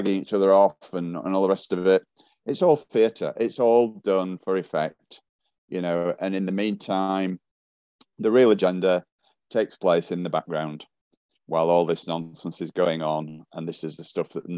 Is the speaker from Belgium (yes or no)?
no; United Kingdom; I'm a Brit, but I'm not one accent